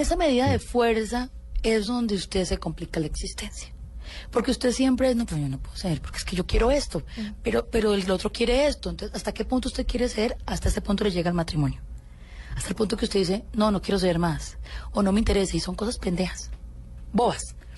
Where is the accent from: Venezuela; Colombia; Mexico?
Colombia; yo soy una colombiana común y corriente